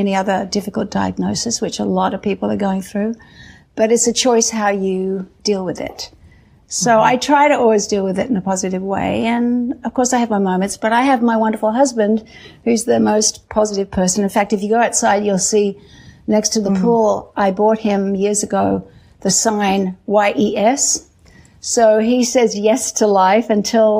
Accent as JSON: {"language": "English", "country": "Australia", "tie": "born or raised there", "said": "growing up in Australia"}